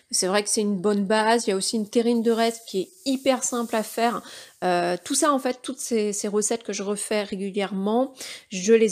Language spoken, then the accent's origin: French; Brittany, France; Alors évidemment en tant que breton, les crêpes.